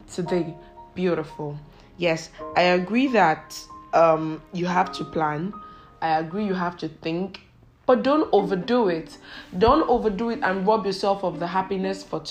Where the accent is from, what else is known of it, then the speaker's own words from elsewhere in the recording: Nigeria; I am Nigerian